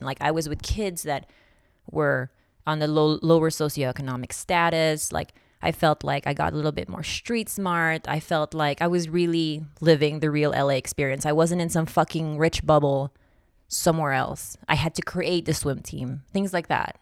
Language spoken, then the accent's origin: English; Philippines; moved away; also born or lived in Nevada; I grew up in the Philippines, and I swam for the Philippine team for a couple of years